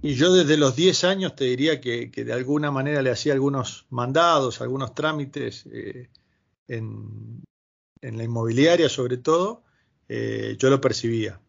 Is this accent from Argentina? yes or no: yes; Gregorio de Laferrere, Buenos Aires Province, Argentina; moved away as an adult; also born or lived in Brazil; now in Madrid, Spain; yo soy oriundo del primer cordón del conurbano bonaerense, Gregorio de la Ferrer